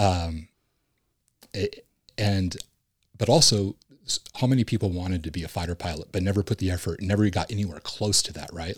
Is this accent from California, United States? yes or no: yes; Huntington Beach, California, United States; Originally, I'm from Huntington Beach, California